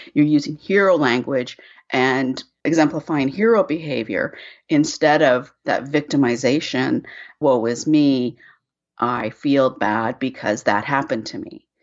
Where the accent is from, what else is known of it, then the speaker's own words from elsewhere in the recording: Canada; I'm Canadian, I live in Vancouver